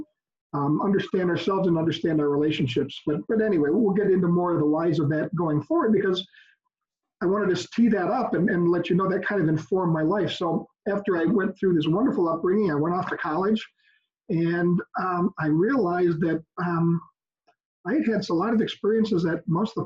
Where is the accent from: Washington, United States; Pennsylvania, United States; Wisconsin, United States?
Wisconsin, United States; West Allis, a suburb of Milwaukee; also born or lived in Oconomowoc, Wisconsin; I was raised in West Dallas, a suburb here of Milwaukee